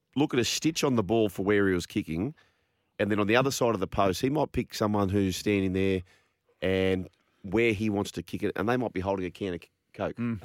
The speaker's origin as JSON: {"language": "English", "town": "Port Macquarie", "region": "New South Wales", "country": "Australia", "tie": "born or raised there", "said": "I grew up in Port Macquarie"}